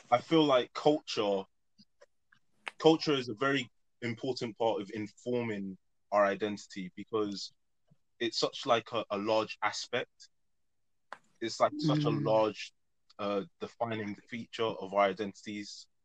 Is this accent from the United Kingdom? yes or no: yes; United Kingdom; I'm black British, the black being Nigerian, and obviously the British.